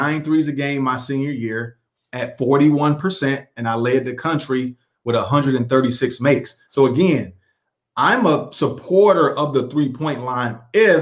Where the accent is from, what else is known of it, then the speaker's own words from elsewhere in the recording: Detroit, Michigan, United States; growing up in Detroit